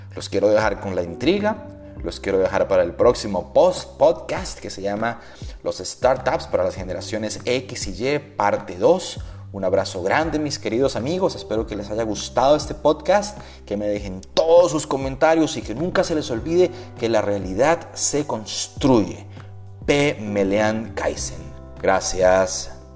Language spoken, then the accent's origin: Spanish; Bogotá, Colombia; mi ciudad natal, Bogotá